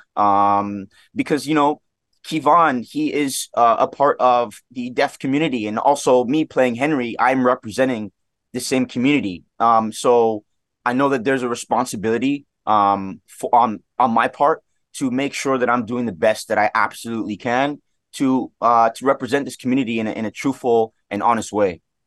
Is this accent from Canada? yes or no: yes; Toronto, Ontario, Canada; Scarborough, which is where I was, I was born and raised here in Toronto